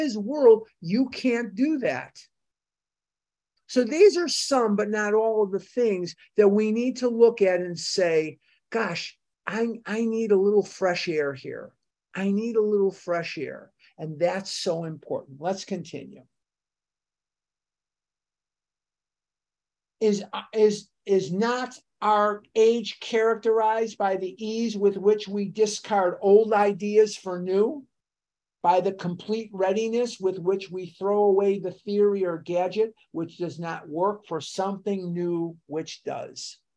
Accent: United States; I'm an American.

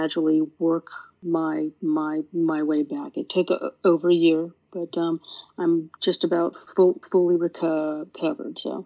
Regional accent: San Francisco Bay Area, California, United States; I grew up in the San Francisco Bay Area

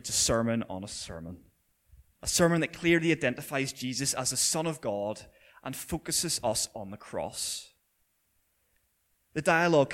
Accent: Belfast, Northern Ireland, United Kingdom; also born or lived in Millisle; I grew up not so far from here in my teenage years in Orangefield, so I spent a lot of time running around these streets causing havoc.

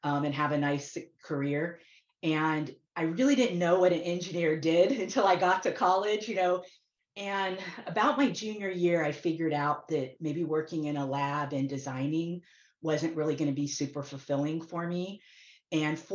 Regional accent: Florida, United States; I grew up in Florida near Kennedy Space Center

